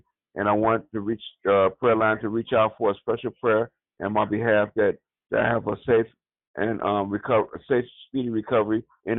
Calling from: Wisconsin, United States; I'm calling from Bearable, Wisconsin, around Wisconsin, Dells, Wisconsin.

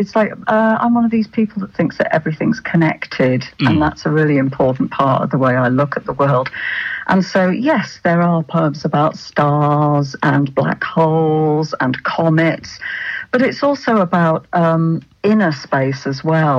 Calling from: Manchester, North West England, United Kingdom

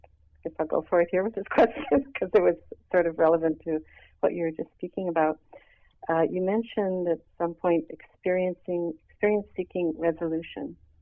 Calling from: Montreal, Quebec, Canada; from Montreal.

